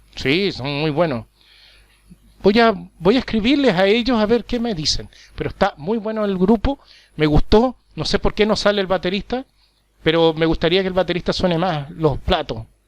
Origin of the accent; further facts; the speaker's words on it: Chile; now in Paraguay; yo soy chileno, vivo en, en Paraguay.